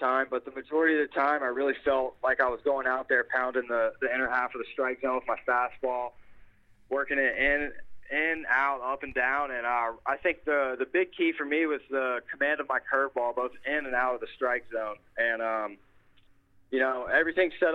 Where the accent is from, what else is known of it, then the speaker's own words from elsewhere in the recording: Baton Rouge, Louisiana, United States; I'm from Baton Rouge, Louisiana